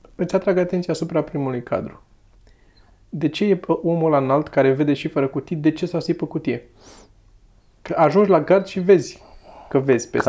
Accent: Romania; Noi ne-am născut în România

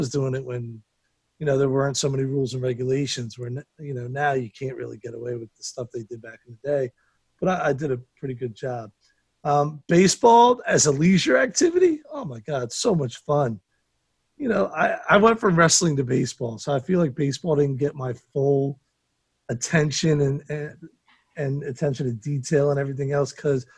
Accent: United States; I'm not English, American

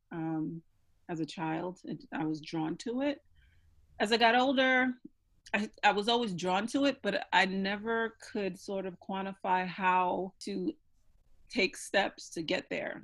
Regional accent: New York, United States; I'm going back home because I'm from New York

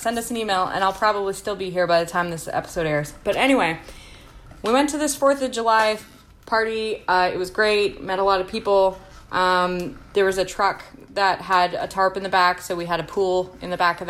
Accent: Canada; as a Canadian

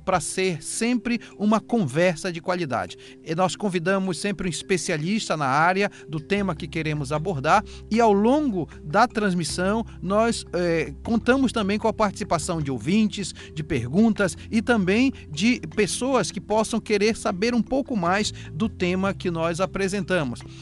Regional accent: Amazon, Brazil; Nós somos da Amazônia

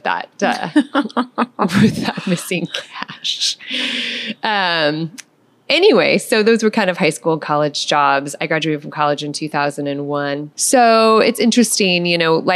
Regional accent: McMinnville, Oregon, United States; I grew up here in McMinnville. I'm a hometown girl

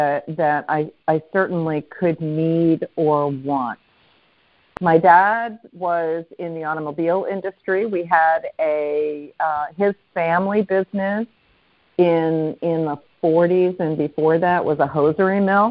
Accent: Cherry Hill, New Jersey, United States; also born or lived in Philadelphia; I was born in a hospital in Philadelphia and grew up in South Jersey, just east of Philadelphia in the community of Cherry Hill

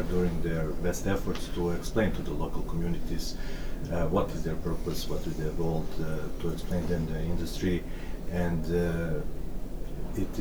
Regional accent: Belgrade, Serbia; I'm a lawyer from Serbia, Belgrade

